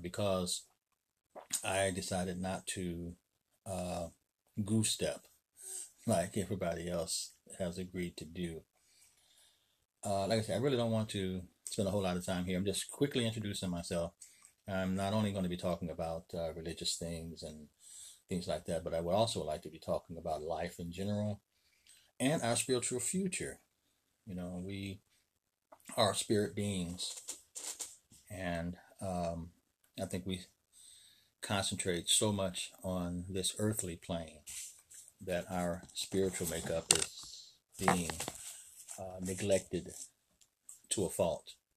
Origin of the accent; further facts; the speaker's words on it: Chicago, Illinois, United States; I'm from Chicago, Illinois